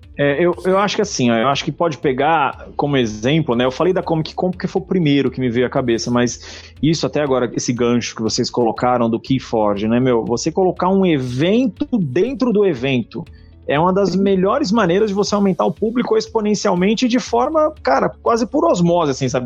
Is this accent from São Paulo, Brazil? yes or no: yes; São Paulo, Brazil; eu sou paulistano